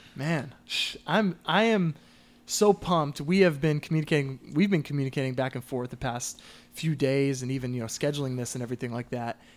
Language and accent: English; Southern California, United States; I, I grew up in Southern California